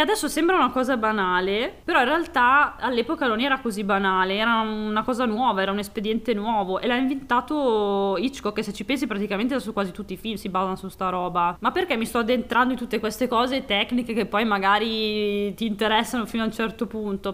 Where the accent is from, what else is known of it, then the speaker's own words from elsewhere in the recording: Piacenza, Emilia-Romagna, Italy; per noi Santa Lucia è praticamente il nostro Natale, perché noi siamo di Piacenza